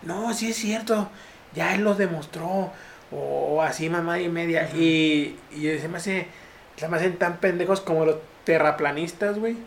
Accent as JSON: {"language": "Spanish", "town": "Tampico", "region": "Tamaulipas", "country": "Mexico", "moved": "yes"}